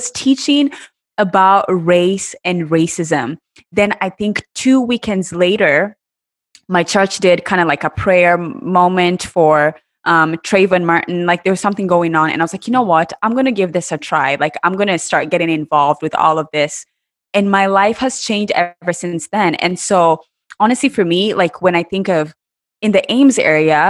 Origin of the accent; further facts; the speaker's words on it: Kenya; moved away as an adult; also born or lived in Iowa, United States; now in United States; I was born and raised in Kenya